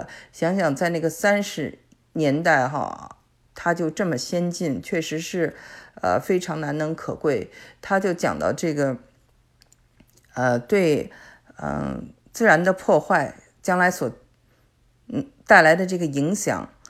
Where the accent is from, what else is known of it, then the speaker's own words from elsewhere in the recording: China; now in Canada; 因为我是我们是从中国过来的，所以呢，我觉得我还是很理解他。